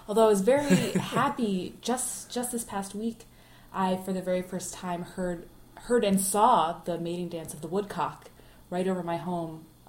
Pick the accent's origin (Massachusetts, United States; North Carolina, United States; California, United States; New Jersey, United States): New Jersey, United States; now in Philadelphia, United States; I am a longtime nature lover since I grew up in New Jersey.